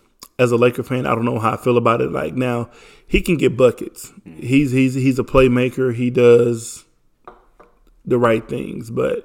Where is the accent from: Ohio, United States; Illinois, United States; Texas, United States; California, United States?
Texas, United States; Houston; I'm from Houston